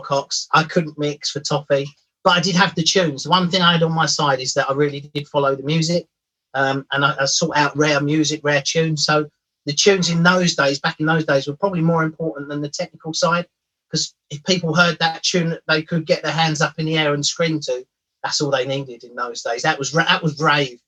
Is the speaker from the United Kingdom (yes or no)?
yes; London, United Kingdom; moved away as an adult; also born or lived in north of England (university); when I grew up in London and was fortunate enough to get out of where I live, which is quite a rough area, and got to university